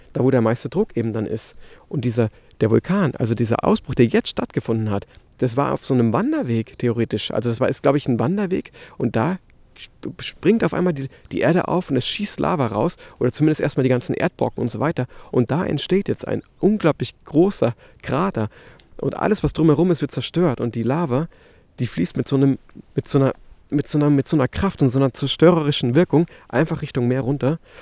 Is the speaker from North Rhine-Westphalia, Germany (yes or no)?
no; Munich, Bavaria, Germany; moved away as an adult; now in La Palma, Spain; in München hier, ähm, in meiner Heimatstadt